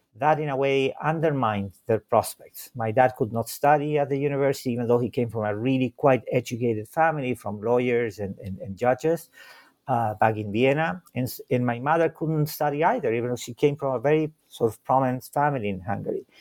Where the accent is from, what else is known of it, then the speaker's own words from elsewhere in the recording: Santiago, Santiago Metropolitan Region, Chile; first language Spanish and German; English is a second language; now in Chicago, United States; I was born in Santiago de Chile